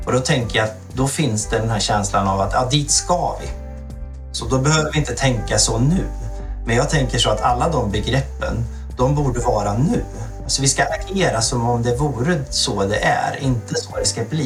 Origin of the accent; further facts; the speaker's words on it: Värmland, Sweden; also born or lived in Stockholm / Sundsvall; now in Alnö, Sweden; jag är född och uppvuxen i Värmland